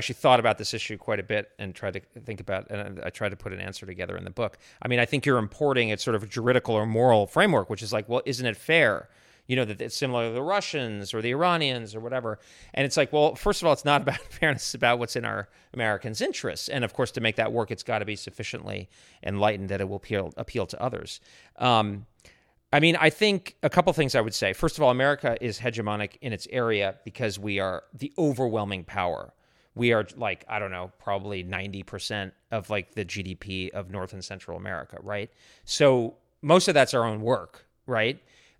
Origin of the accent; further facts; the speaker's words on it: Japan; I mean, I grew up in Japan. I love Japan.